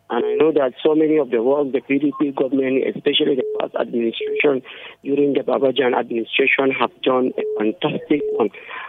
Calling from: Nigeria; I'm calling from Hungarobu.

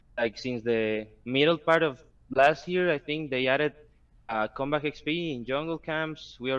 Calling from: Costa Rica; From Costa Rica.

